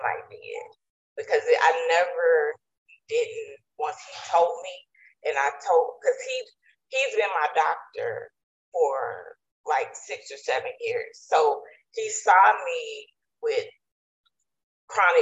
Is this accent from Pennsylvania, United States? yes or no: no; East Texas, United States; also born or lived in Virginia; my family, and we are from East Texas, the country